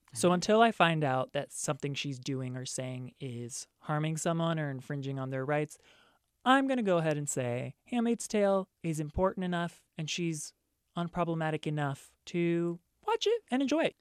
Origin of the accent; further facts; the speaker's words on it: East Coast, United States; moved away as an adult; I'm from the East Coast, and so I moved out here knowing one person